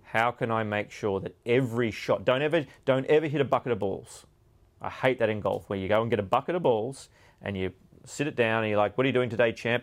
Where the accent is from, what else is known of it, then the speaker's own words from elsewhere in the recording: Australia; growing up in Australia